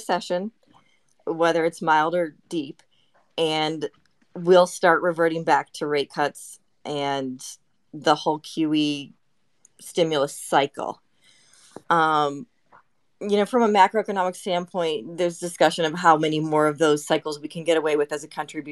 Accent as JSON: {"language": "English", "town": "Chicago", "region": "Illinois", "country": "United States", "tie": "born or raised there", "moved": "yes", "lives_now": "Dallas, United States", "said": "I am not native to Dallas. I grew up in the Chicago area, but so that's why I don't have an accent."}